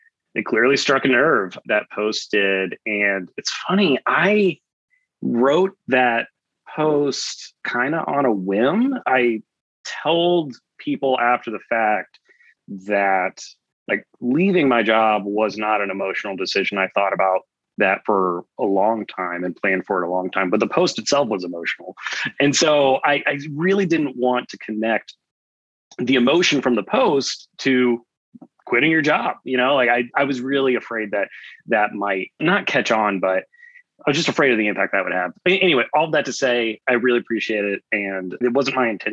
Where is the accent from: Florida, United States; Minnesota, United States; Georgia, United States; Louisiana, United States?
Georgia, United States; Atlanta; moved away as an adult; now in Austin, United States; I grew up in Atlanta, Georgia, in Metro Atlanta